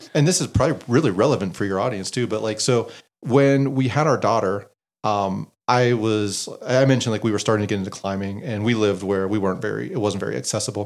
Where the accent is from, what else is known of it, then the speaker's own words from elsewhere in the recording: Western Pennsylvania, United States; I grew up in Western Pennsylvania